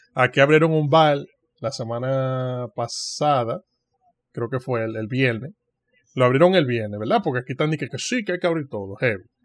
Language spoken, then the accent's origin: Spanish; Dominican Republic; yo, como dominicano